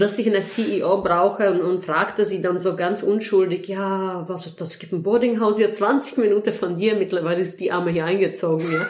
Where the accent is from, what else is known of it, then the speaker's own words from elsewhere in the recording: Heidelberg, Baden-Württemberg, Germany; eigentlich komme ich ursprünglich aus Heidelberg